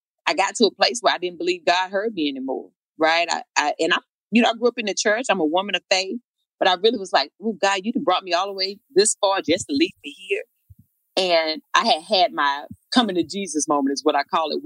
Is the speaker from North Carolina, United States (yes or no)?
yes; Eden, North Carolina, United States; moved away as an adult; also born or lived in Miami; my hometown of Eden